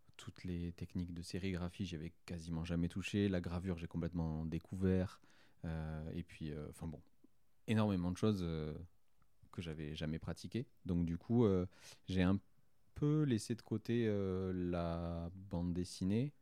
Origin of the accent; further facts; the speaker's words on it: Saint-Gaudens, Occitania, France; j'ai grandi en région toulousaine. En fait, j'ai toujours, je suis toujours resté en région toulousaine. J'y habite toujours aujourd'hui.